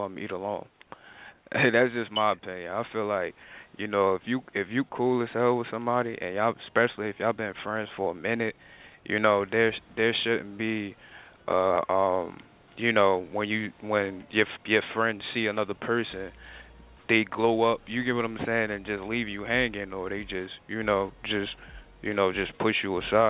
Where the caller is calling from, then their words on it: New Jersey, United States; I'm calling from New Jersey